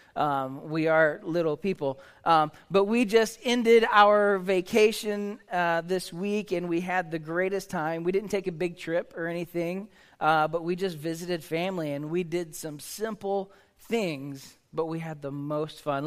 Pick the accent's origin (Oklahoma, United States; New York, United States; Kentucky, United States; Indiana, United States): Oklahoma, United States; I grew up in Oklahoma.